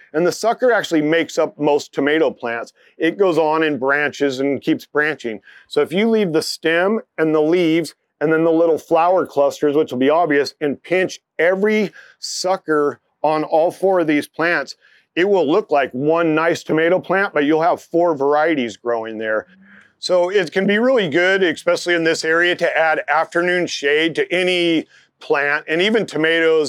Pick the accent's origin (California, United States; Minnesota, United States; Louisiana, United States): California, United States; Bay Area; moved away; I grew up in the Bay Area